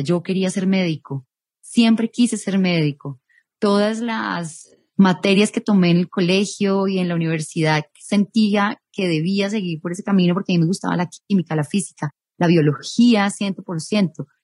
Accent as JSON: {"language": "Spanish", "town": "Ibagué", "region": "Tolima", "country": "Colombia", "tie": "born or raised there", "moved": "as an adult", "lives_now": "Bogotá, Colombia", "said": "soy nacida en Bogotá, pero criada en la capital musical de Colombia"}